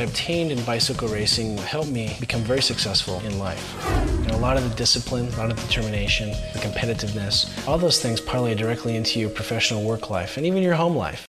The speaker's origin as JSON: {"language": "English", "town": "Anchorage", "region": "Alaska", "country": "United States", "tie": "born or raised there", "said": "I grew up in Anchorage, Alaska, and was the Alaska State junior champion"}